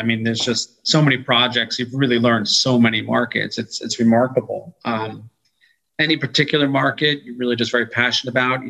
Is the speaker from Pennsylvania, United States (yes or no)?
no; New York, United States; also born or lived in Austin, Texas; I was born in Austin, Texas, and my family moved to New York. Maybe the only person.